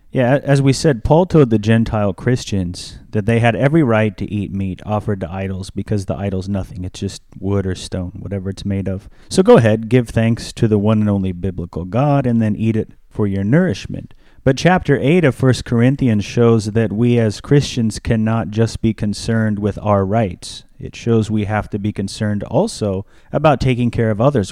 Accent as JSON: {"language": "English", "country": "United States", "said": "As an American"}